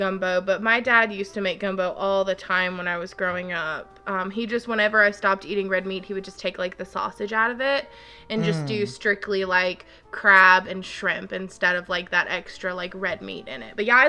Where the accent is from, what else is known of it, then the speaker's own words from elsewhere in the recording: Gulf Coast, United States; I love all kinds of seafood from growing up on the Gulf Coast.